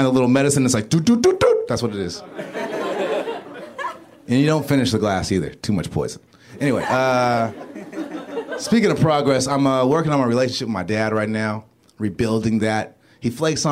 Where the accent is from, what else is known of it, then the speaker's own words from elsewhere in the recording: Los Angeles, California, United States; I'm from South Central, Stocker and Crenshaw.